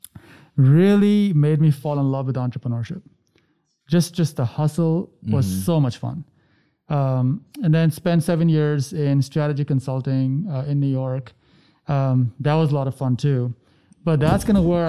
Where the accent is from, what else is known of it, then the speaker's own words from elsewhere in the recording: India; growing up in India.